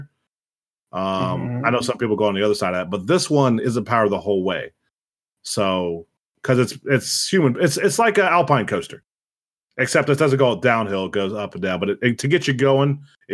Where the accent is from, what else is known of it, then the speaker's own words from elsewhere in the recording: Ohio, United States; I'm from Ohio too